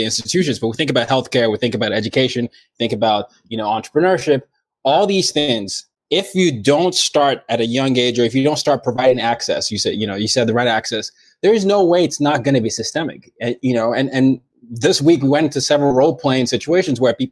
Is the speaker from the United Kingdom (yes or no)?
no; Nigeria; me as a Nigerian